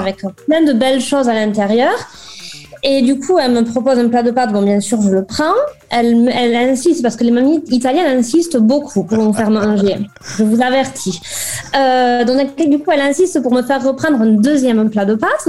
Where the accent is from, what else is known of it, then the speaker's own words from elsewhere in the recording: Toulouse, Occitania, France; accent: accent ensoleillé; moved away as an adult; also born or lived in Lille; now in Cesena, Italy; je suis toulousaine